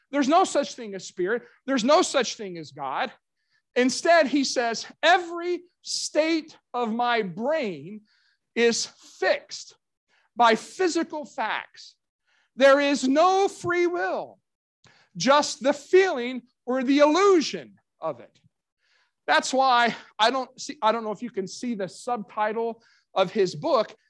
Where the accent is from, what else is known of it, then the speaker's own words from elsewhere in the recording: Kentucky, United States; my hometown of Kentucky